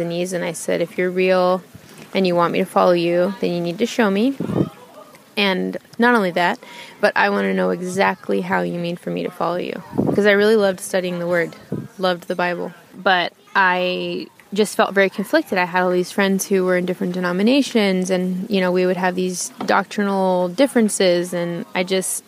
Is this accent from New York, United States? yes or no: no; Bay Area, California, United States; now in Reno, United States; we moved a lot as a child in the Bay Area, California.